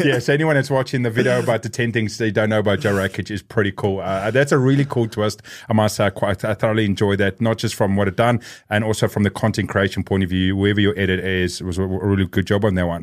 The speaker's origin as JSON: {"language": "English", "country": "South Africa", "tie": "born or raised there", "said": "growing up in South Africa"}